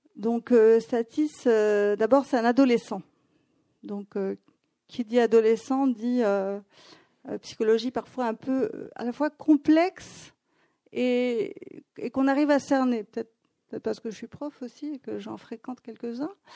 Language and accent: French; Athens, Attica, Greece; moved away; also born or lived in Paris; quand j'ai grandi à Athènes